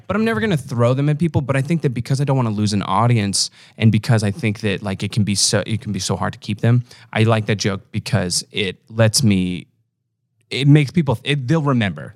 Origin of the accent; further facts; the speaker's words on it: Omaha, Nebraska, United States; I'm from Omaha